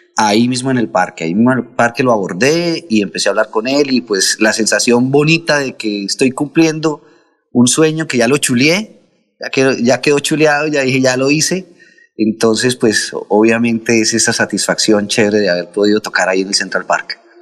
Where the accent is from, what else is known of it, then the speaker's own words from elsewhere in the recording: Contratación, Santander, Colombia; moved away; nosotros allá en contratación fuimos bendecidos con toda la educación salesiana que tuvimos